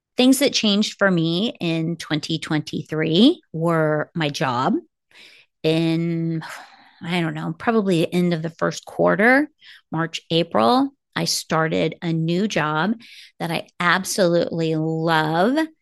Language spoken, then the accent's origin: English; Kansas City, United States; moved away as an adult; now in Arizona, United States; I am from Kansas City